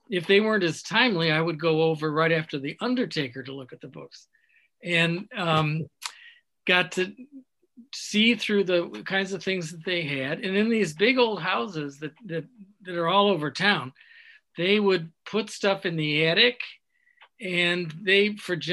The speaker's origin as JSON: {"language": "English", "region": "Michigan", "country": "United States", "also_born_or_lived": "Chicago, Illinois / Evanston, Illinois", "moved": "as an adult", "lives_now": "Lake Forest, United States", "said": "I'm from the other side of the lake, from the Michigan side."}